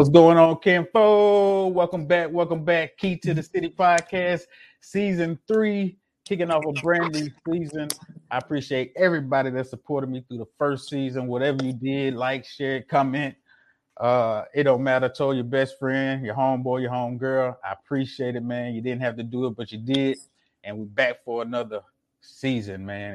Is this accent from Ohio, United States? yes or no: no; Jackson, Mississippi, United States; now in Houston, United States; I wasn't born in Mississippi, but I was raised in Mississippi